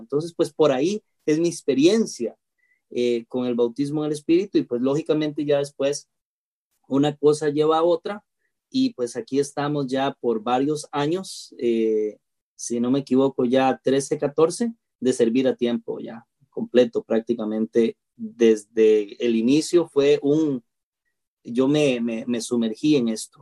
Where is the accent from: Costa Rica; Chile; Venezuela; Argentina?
Costa Rica; en mi país